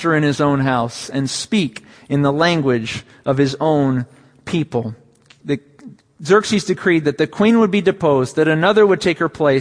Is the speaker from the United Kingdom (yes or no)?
no; 10 miles from Petaluma, California, United States; 10 miles from my hometown in a town of Petaluma